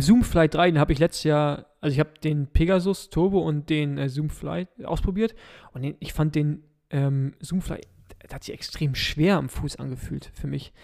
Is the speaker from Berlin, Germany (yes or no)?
yes; Berlin, Germany; als Berliner